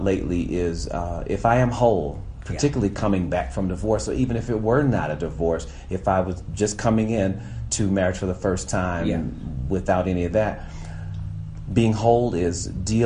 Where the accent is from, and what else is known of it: United States